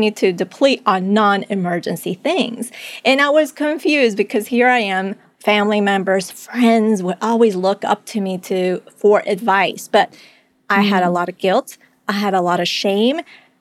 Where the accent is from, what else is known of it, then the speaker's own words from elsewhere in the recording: Colombia; moved away; I was born in Colombia. It was a time of insecurity. The economy wasn't doing well